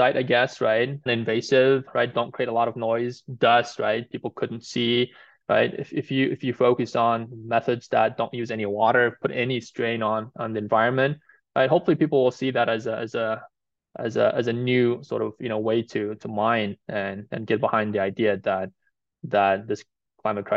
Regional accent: Mongolia; now in United States; I'm actually originally from Mongolia

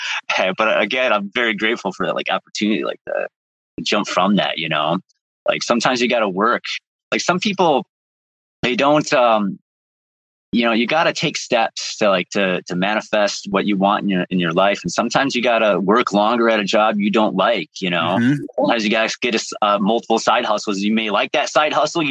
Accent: Chicago, Illinois, United States; moved away as an adult; also born or lived in Midwest; now in New England, United States; I was born on the south side of Chicago

